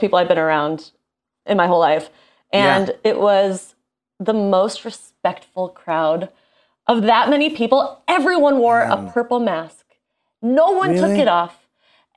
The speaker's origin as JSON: {"language": "English", "country": "United States", "said": "my identity as an American."}